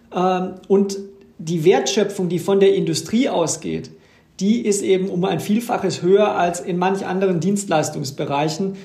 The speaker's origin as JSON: {"language": "German", "area": "Ruhr area", "region": "North Rhine-Westphalia", "country": "Germany", "said": "bei uns im Ruhrgebiet"}